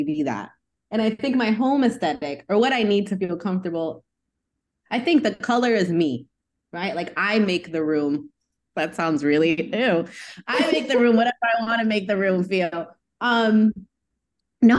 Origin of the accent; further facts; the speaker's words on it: New York, United States; I'm from New York